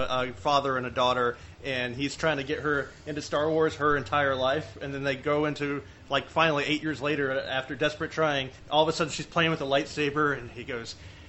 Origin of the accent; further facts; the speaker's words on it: the South, Southern United States, United States; accent: Southern; as a Southern person